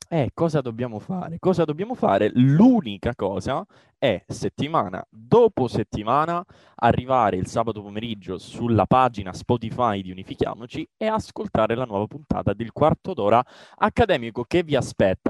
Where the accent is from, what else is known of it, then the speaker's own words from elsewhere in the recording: Catanzaro, Calabria, Italy; io sono calabrese, eh, sono di Catanzaro.